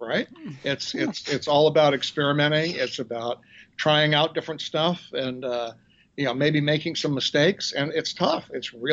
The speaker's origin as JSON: {"language": "English", "region": "Vermont", "country": "United States", "tie": "born or raised there", "moved": "yes", "lives_now": "New Orleans, United States", "said": "I grew up in Vermont"}